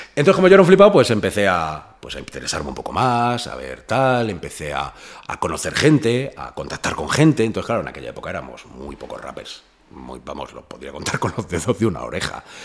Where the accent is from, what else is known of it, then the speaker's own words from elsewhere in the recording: Fuenlabrada, Community of Madrid, Spain; yo me crié en, en Fuenlabrada